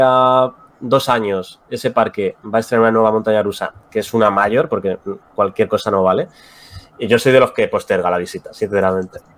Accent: Spain; también somos españoles

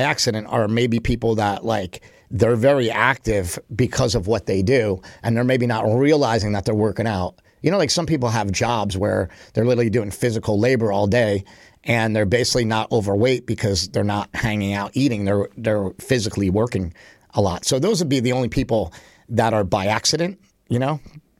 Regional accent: Poughkeepsie, New York, United States; We grew up in Poughkeepsie, right? We were about 45 minutes away from Westchester County, where my grandparents lived.

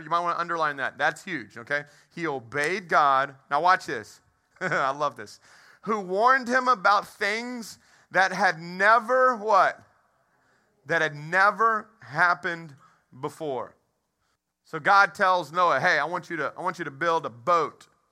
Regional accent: Texas, United States; I, I was raised in Texas

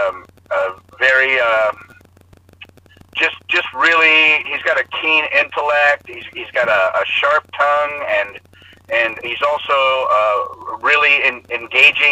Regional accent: Los Angeles, California, United States; growing up in Hollywood

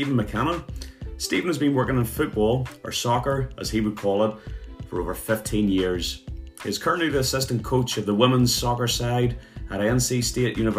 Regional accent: Northern Ireland, United Kingdom; All us local Northern Ireland guys

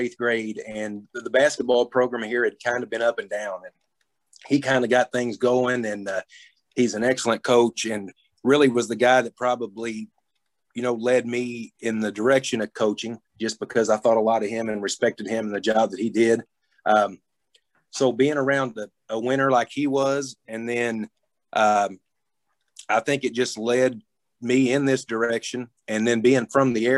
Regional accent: Thayer, United States; I'm from Thayer. I played high school basketball here, graduated from here

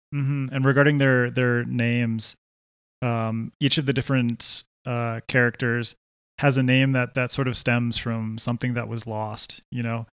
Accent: Canada; now in Quito, Ecuador; I grew up in Canada

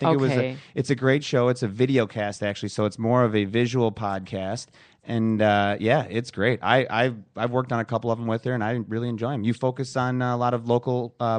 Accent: Orono, Minnesota, United States; I grew up in Orno, you know, Lakeview Golf Course out there?

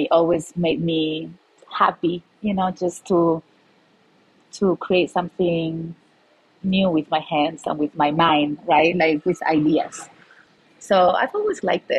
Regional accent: Malaga, Andalusia, Spain; moved away as an adult; now in Denver, United States; I'm from Malaga, Spain. So Malaga, if you don't know it, it's a city in the south of Spain

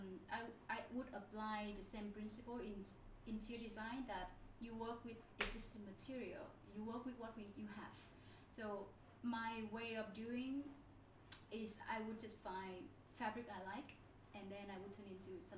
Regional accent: Nha Trang, Khanh Hoa, Vietnam; now in Ho Chi Minh City, Vietnam; because I'm from Nha Trang. I grew up at the beach.

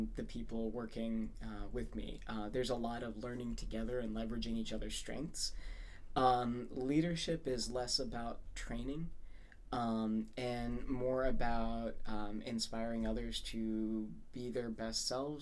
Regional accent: Saudi Arabia; moved away as an adult; now in United States; I was born and raised in Saudi Arabia

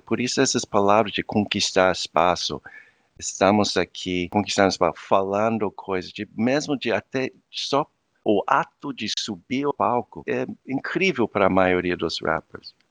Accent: Virginia Beach, Virginia, United States; Portuguese is a second language; moved away as an adult; also born or lived in Huntsville, Alabama / Brazil / Portugal / Cape Verde; now in Denmark; eu nasci nos Estados Unidos, eu nasci num lugar meu, é uma cidade praia, é, no, no, estado de Virgínia

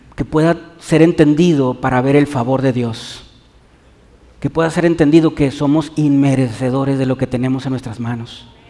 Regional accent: Mexico

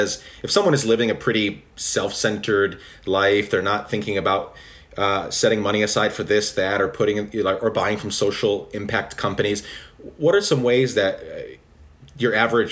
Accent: Guatemala; also born or lived in United States; I grew up in Guatemala, so I was born in America. But I always say, whenever people ask me, you know, what I am, who I am, I tell them Guatemalan

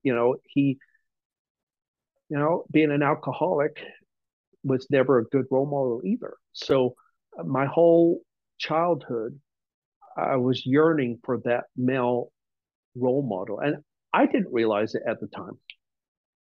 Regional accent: England, United Kingdom; moved away; I was born and raised in England

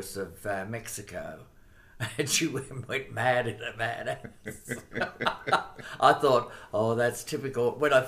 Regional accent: Sydney, New South Wales, Australia; I was born on the harbour. I was born in Balmain

